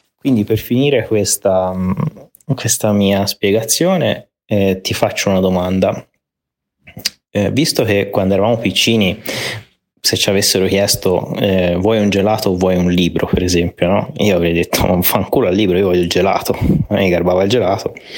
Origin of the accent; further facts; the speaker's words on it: Italy; moved away; siamo messi male